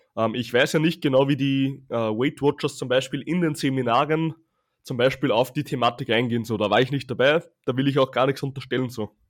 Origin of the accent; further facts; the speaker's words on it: Austria; bei uns in Österreich